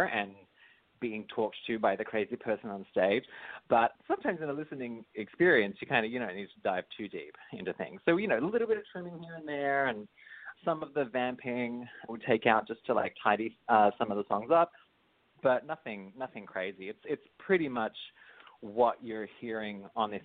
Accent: Australia; now in United States; I'm Australian. All my family's all Australian.

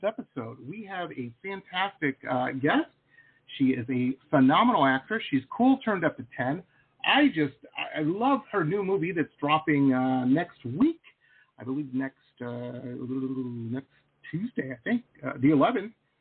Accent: Detroit, Michigan, United States; moved away as an adult; also born or lived in Boston / San Diego; I grew up in the Midwest in Detroit, went to school in Boston

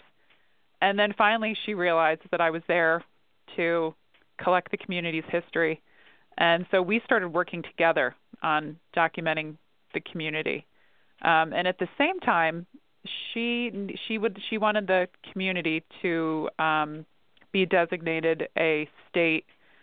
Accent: Elmira, New York, United States; I'm from New York State. I grew up in Elmira

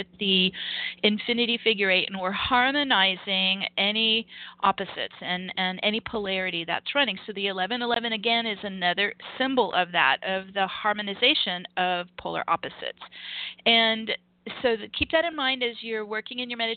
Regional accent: Los Angeles, California, United States; moved away; I'm from Los Angeles.

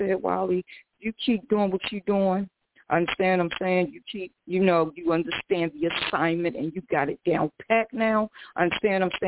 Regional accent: Baltimore, Maryland, United States; I'm straight from Baltimore, Maryland

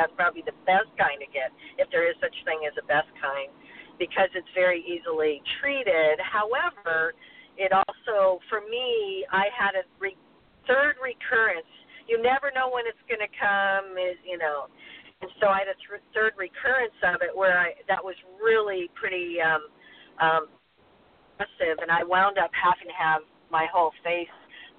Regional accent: Hawaii, United States; also born or lived in Midwest; I grew up in Hawaii and the Midwest, and I burned a lot as a kid.

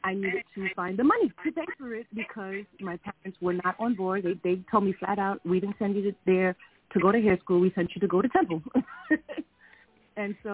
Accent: New York, United States; moved away as an adult; also born or lived in Philadelphia; I was the girl from New York

